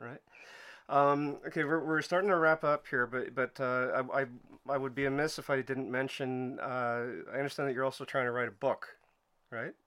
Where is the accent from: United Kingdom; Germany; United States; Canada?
Canada; Montreal, Quebec; I'm from Montreal